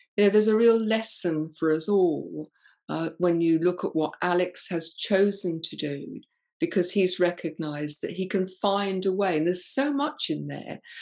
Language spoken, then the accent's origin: English; England, United Kingdom; I'm very English